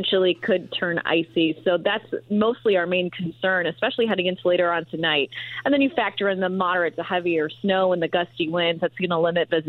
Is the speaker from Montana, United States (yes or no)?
no; Chicago, Illinois, United States; now in Indiana, United States; I'm actually from Chicago